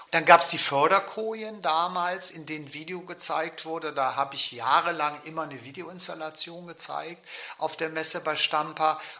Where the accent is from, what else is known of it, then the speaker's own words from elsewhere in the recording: West Germany, Germany; wer bin ich eigentlich als Westdeutscher, das spielte ja damals eine sehr große Rolle.